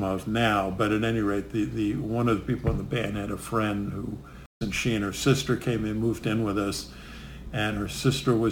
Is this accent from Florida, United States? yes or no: no; Chicago, Illinois, United States; also born or lived in Brooklyn, New York; now in Pennsylvania, United States; we grew up in Chicago